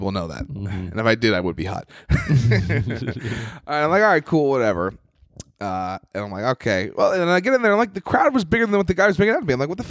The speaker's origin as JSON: {"language": "English", "region": "New York", "country": "United States", "said": "\"Hey, I'm from New York. You know, I'm an open micer, but I'm on some shows."}